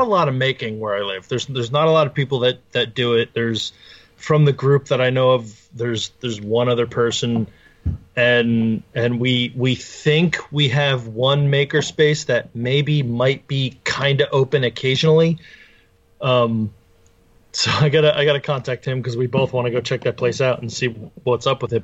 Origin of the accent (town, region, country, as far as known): New Jersey, United States; also born or lived in Brick, Ocean County, New Jersey